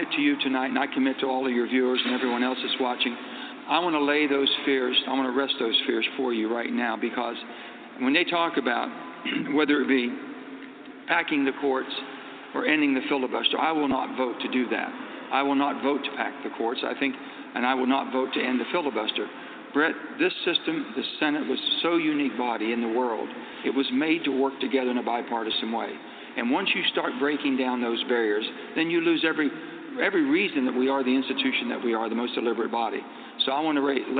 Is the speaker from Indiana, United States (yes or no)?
no; West Virginia, United States; how I was raised in West Virginia